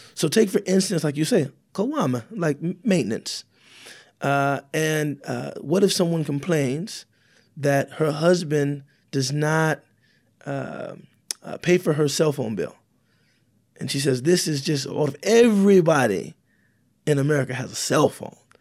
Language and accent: English; United States; I'm African American